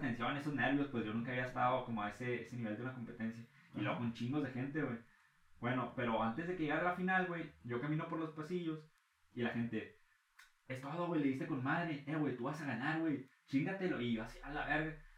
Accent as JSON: {"language": "Spanish", "town": "Ciudad Acuña", "region": "Coahuila", "country": "Mexico", "said": "somos de Acuña. Yo, no, no, somos de Acuña"}